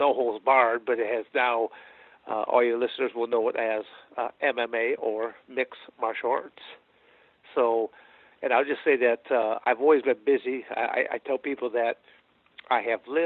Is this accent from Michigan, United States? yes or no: yes; Michigan, United States; moved away as an adult; also born or lived in Arizona; I'm born and raised in Michigan